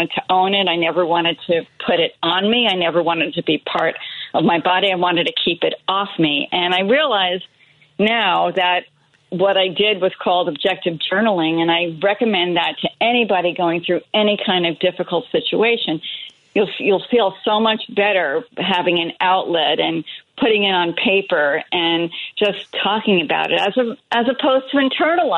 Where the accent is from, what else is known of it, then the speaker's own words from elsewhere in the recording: New Jersey, United States; which is where I grew up in New Jersey